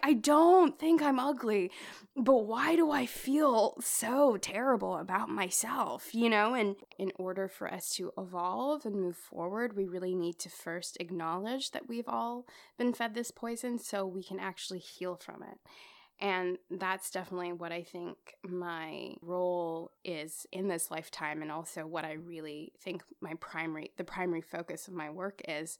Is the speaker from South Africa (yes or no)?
no; Australia; I grew up in Australia. I grew up around mainly white people